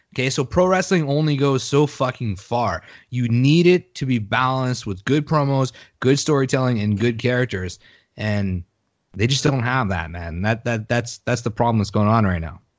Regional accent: Canada; I'm a Canadian

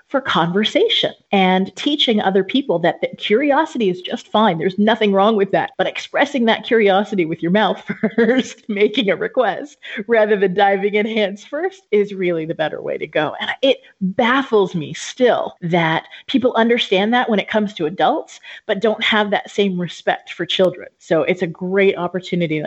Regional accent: Southern California, United States; moved away as an adult; also born or lived in Japan; now in Albania; I grew up in Southern California

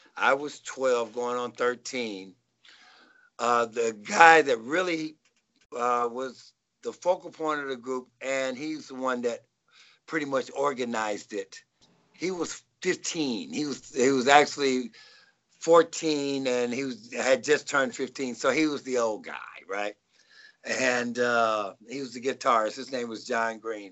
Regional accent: Nashville, Tennessee, United States; now in Rancho Cucamonga, United States; I'm originally from uh, Nashville, Tennessee

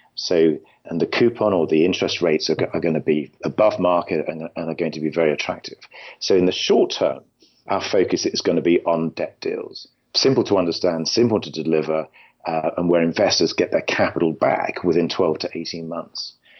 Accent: London, United Kingdom; moved away as an adult; now in California, United States; I'm originally from London, in England

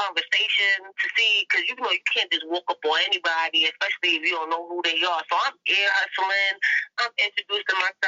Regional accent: New York City, New York, United States; I'm from Harlem. I live in Harlem

